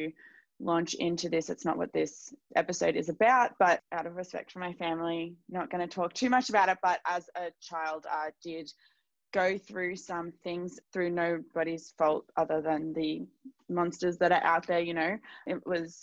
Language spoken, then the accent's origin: English; Melbourne, Victoria, Australia; I live in the southeastern suburbs of Melbourne, so about an hour from the city. And yeah, I grew up here